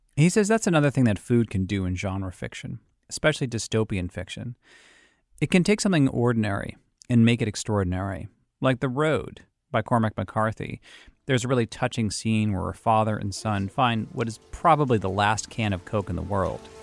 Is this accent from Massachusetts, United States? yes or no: yes; Boston, Massachusetts, United States; accent: Boston; my Boston accent's coming out